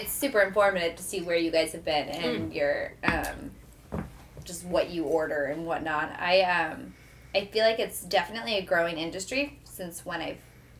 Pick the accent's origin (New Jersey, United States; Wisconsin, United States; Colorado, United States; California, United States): New Jersey, United States; moved away as an adult; also born or lived in New York / Dallas, Texas / Japan; now in St. Louis, United States; my hometown in New Jersey